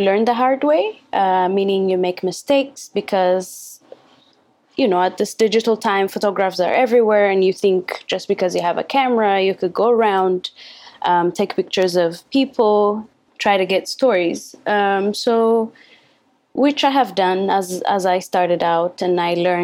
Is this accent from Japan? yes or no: no; Addis Ababa, Ethiopia; I am from Addis, the capital city